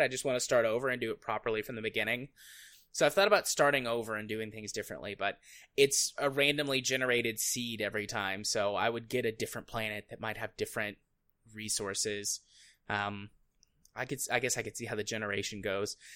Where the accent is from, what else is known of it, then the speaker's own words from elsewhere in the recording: United States; as an American